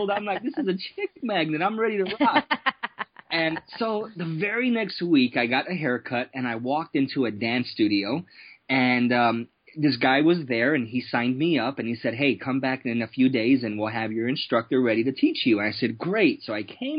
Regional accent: Chicago, Illinois, United States; moved away as an adult; now in San Diego, United States; I grew up in Chicago.

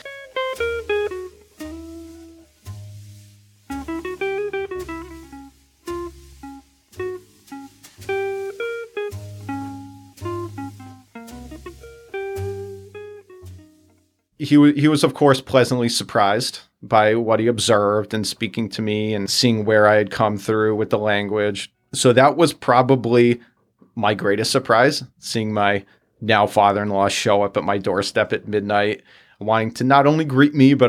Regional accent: United States; an American tourist who wants to see the city

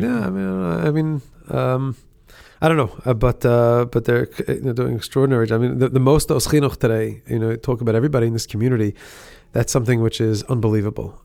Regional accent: Monsey, New York, United States; I grew up in Muncie.

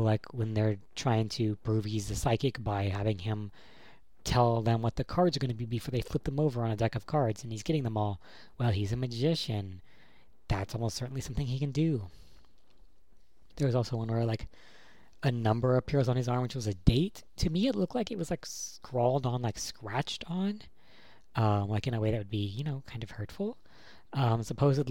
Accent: California, United States; I'm from California or something, not an East Coast person

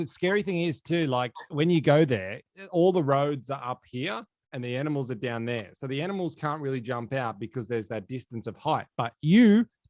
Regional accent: Dubbo, New South Wales, Australia; Oh, you've been to my hometown, mate. You've been to Dubbo.

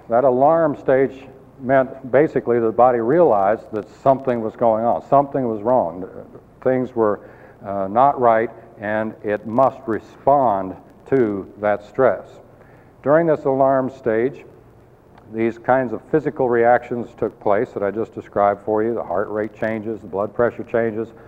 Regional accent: Colorado, United States; I came from Colorado and I, I love the wilderness areas. Very beautiful. We used to go backpacking all the time

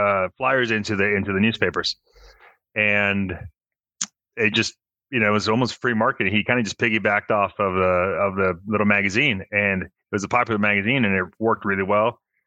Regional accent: Mexico; born there; also born or lived in Phoenix; So I was born in Mexico. My dad's American. He was a chef. He moved out to Las. Well, we first went to Phoenix, worked there as a chef in a country club. We moved back to Mexico.

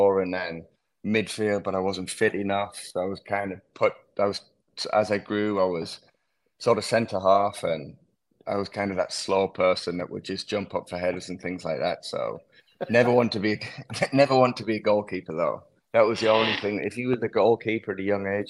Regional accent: England, United Kingdom; moved away; also born or lived in Louisville; growing up in England

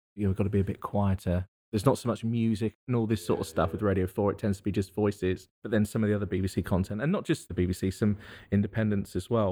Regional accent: thirty miles west of central London, South East England, United Kingdom; now in Worcester, United Kingdom; thirty miles directly west of central London is where I'm from

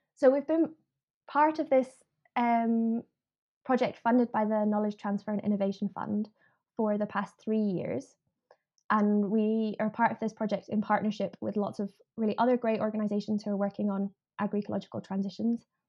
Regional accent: Edinburgh, Scotland, United Kingdom; So I I grew up in Edinburgh. I grew up in the city

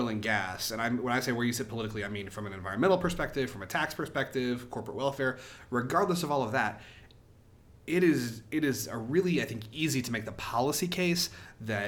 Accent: Oklahoma, United States

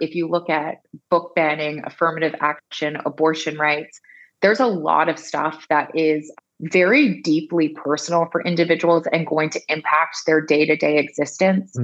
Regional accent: Bermuda; I'm originally from Bermuda

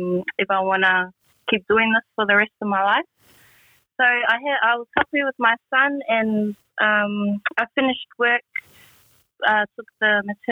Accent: Melbourne, Victoria, Australia; We're both from Whakatāne, New Zealand. Our iwi is Ngāti Pūkeko, but we were both born and raised here in Melbourne, Australia.

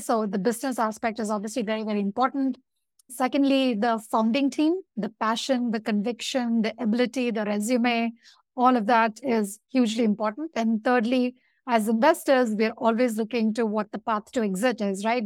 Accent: India; I'm from India

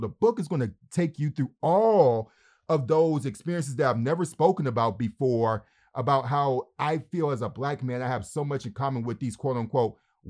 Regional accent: Detroit, Michigan, United States; who grew up, I was born and raised in Detroit, Michigan, the blackest city in America, and how growing up in Detroit, but not only just Detroit, but just the growing up in a poor part of Detroit.

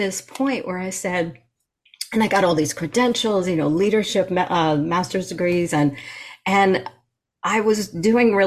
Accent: New York, United States; moved away; I'm a New Yorker, I'm a native New Yorker

